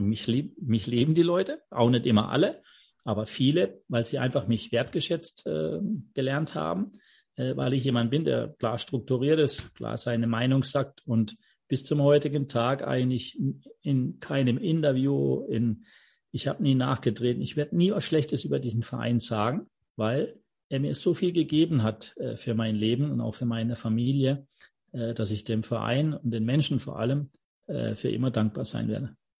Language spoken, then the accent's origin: German; Offenburg, Baden-Württemberg, Germany; ich bin in Offenburg groß geworden, habe im FV Offenburg Fußball gespielt